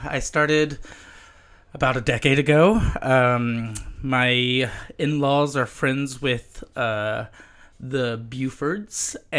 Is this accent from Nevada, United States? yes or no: no; Houston, Texas, United States; moved away; I was born and raised in Houston.